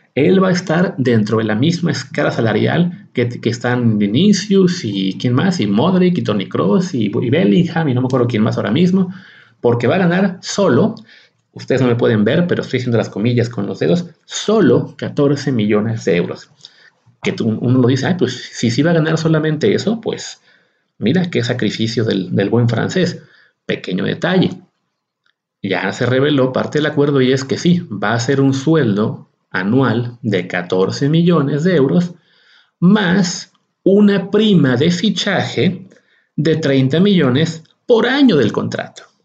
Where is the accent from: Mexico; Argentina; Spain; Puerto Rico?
Mexico